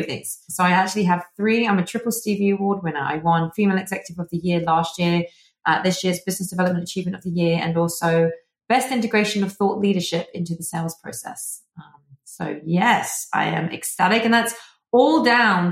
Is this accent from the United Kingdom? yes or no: yes; England, United Kingdom; accent: British; now in Arizona, United States; as you can tell from the accent, I am originally from England, the UK, but now I reside in Arizona